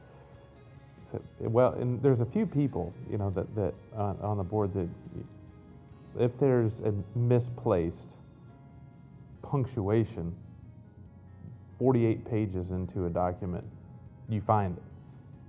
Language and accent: English; Kentucky, United States; I'm from Kentucky